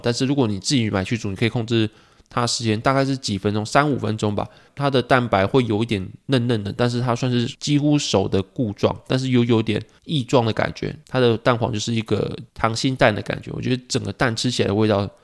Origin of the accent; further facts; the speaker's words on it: Pingtung County, Taiwan; 我记得我小时候是在屏东嘛